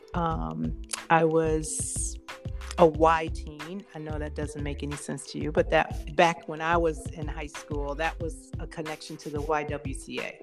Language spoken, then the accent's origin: English; Detroit, Michigan, United States; I grew up in Southwest Detroit